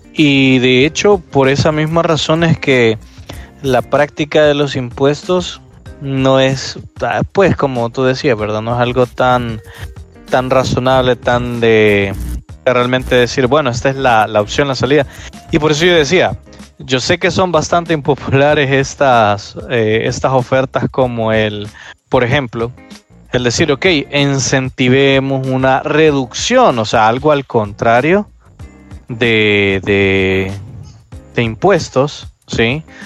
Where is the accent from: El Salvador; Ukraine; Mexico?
El Salvador